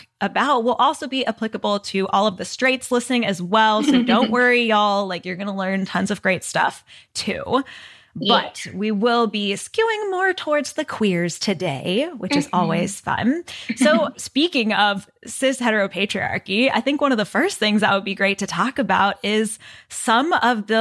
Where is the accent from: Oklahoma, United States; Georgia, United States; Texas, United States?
Texas, United States; me growing up in Texas